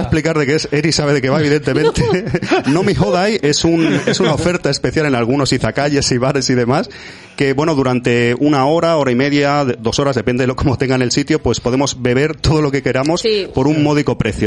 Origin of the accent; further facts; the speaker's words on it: Andalusia, Spain; soy un poco de, origen andaluz y tengo ahí mi, mi deje a lo exagerado